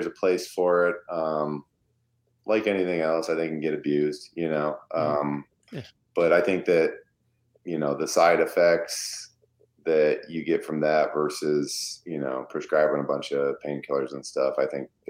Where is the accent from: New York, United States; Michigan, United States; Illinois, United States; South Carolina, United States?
Michigan, United States; I'm from Michigan.